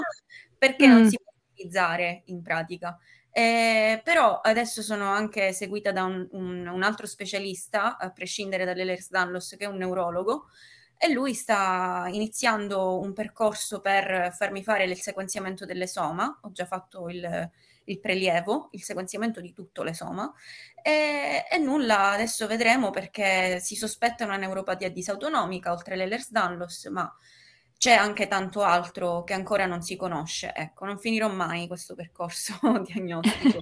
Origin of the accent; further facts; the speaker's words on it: Palermo, Sicily, Italy; ho 19 anni e vivo a Palermo, sono originaria sempre di Palermo.